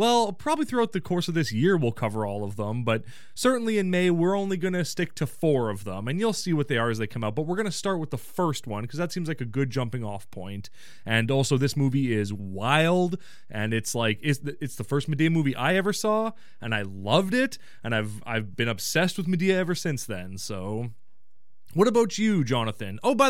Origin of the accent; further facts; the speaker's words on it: Canada; I said Kraft because I'm an idiot. I'm a Canadian idiot.